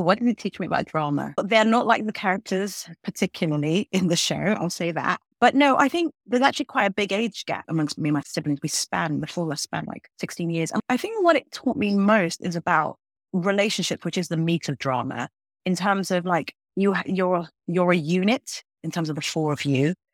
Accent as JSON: {"language": "English", "region": "London", "country": "United Kingdom", "tie": "born or raised there", "moved": "as an adult", "lives_now": "United States", "said": "I grew up in London. I was born in London."}